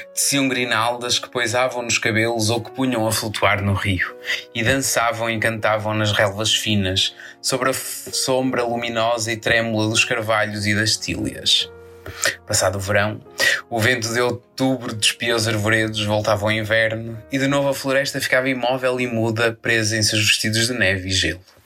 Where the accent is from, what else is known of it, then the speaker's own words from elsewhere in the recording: Portugal; como bom português